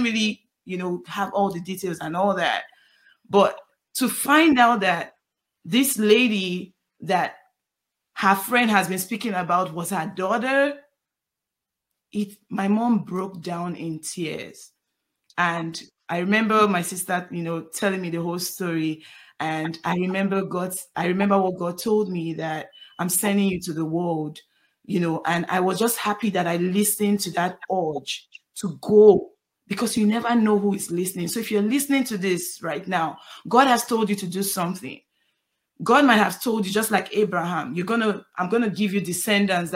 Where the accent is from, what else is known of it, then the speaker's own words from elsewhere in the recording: Nigeria; now in United States; My family, most of my family live in Nigeria because I'm from Nigeria